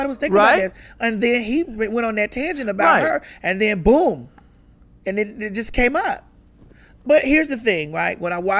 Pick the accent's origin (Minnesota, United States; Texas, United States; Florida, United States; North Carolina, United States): Florida, United States; Miami; I grew up in Miami.